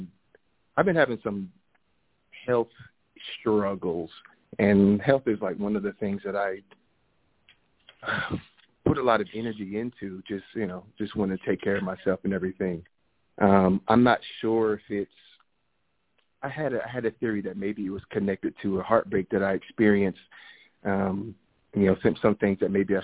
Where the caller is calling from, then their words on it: Phoenix, Arizona, United States; I'm calling from Arizona, Phoenix, Arizona.